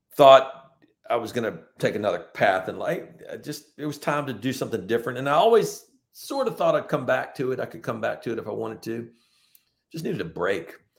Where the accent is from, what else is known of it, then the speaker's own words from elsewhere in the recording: Richmond, Virginia, United States; moved away as an adult; now in Charleston, United States; a Southern boy growing up in Richmond, the capital of Confederacy, where I grew up in Eastern Hanover